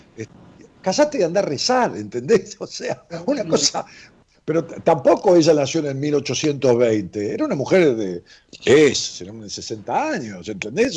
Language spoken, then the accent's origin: Spanish; Ramos Mejía, Buenos Aires Province, Argentina; en mi pueblo, en Rabo Mejía